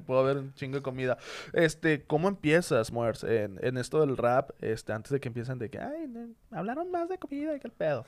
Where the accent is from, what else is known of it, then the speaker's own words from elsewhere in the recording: Monterrey, Nuevo León, Mexico; soy de Monterrey